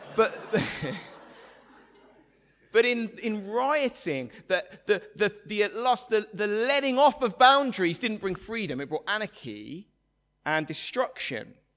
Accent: England, United Kingdom; the English, uh, of which I'm a proud member

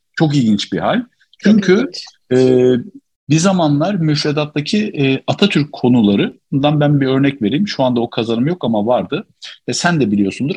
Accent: Alaca, Çorum Province, Turkey

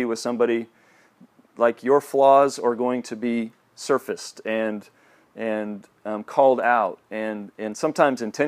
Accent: Kansas City, Kansas, United States; moved away as an adult; also born or lived in Joplin, Missouri; I grew up in Kansas City, Kansas

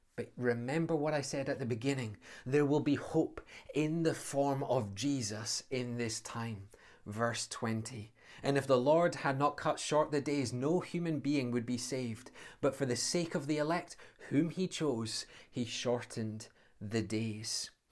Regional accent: Scotland, United Kingdom; as a Scotsman

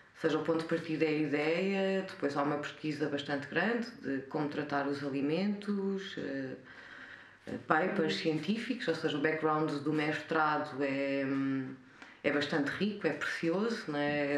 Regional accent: Covilhã, Centro, Portugal; moved away as an adult; also born or lived in India / Lisbon; nasci na Covilhã cresci na Covilhã até aos. vivi na Covilhã até aos 25 anos.

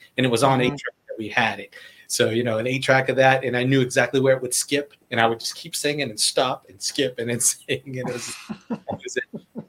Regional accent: Boston, Massachusetts, United States; I was born and raised in Boston.

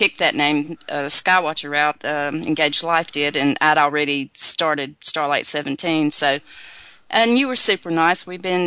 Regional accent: Virginia, United States; I'm originally from Virginia, and we grew up living in the rural, on the rural back roads

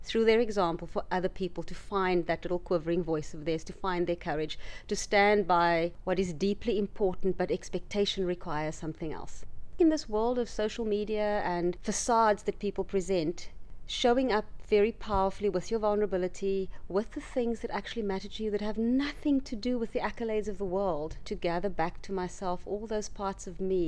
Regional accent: South Africa; growing up in the area that I grew up in South Africa, which was a township

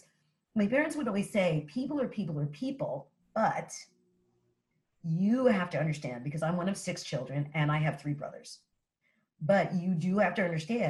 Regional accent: New York City, New York, United States; moved away as an adult; now in New Jersey, United States; my experience growing up as a New Yorker and coming from parents that are New Yorkers

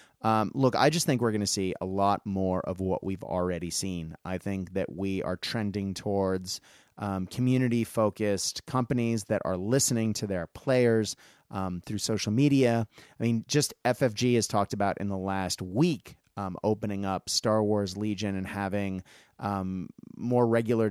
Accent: Japan; when I grew up in Japan, Gundam was everything, you know, everywhere, and there isn't a Gundam game.

